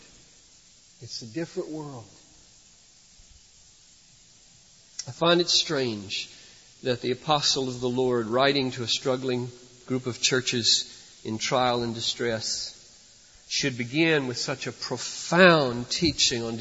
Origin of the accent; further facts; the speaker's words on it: United States; I'm an American